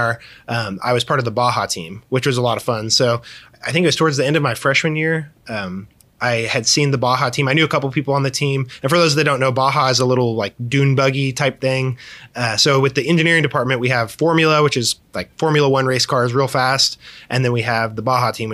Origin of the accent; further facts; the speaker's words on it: Andover, Kansas, United States; I grew up in Andover.